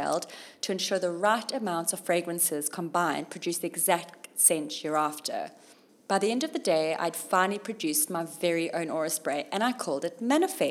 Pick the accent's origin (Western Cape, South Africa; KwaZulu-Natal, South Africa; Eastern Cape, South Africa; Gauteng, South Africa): KwaZulu-Natal, South Africa; Durban; moved away as an adult; also born or lived in Zimbabwe / London, United Kingdom; Durban, my hometown.